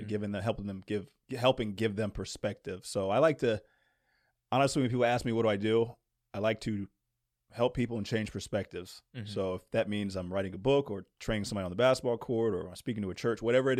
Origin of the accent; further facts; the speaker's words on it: Princeton, New Jersey, United States; born there; also born or lived in Virginia / Maryland / Louisiana / New York; now in Indiana, United States; I'm originally from Princeton, New Jersey, but I grew up, gosh, I've lived in Virginia, Maryland, Louisiana, New York, Florida. I've moved all over the place